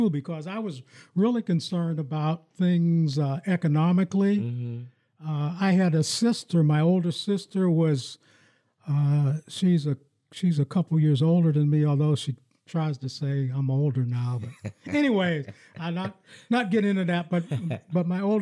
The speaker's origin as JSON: {"language": "English", "town": "Farrell", "region": "Pennsylvania", "country": "United States", "tie": "born or raised there", "moved": "yes", "lives_now": "Lansing, United States", "said": "I grew up in my hometown in Farrell, Pennsylvania"}